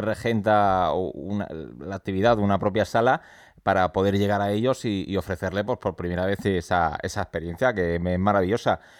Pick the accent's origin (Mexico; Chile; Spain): Spain; Málaga, Andalusia; Nosotros somos de Málaga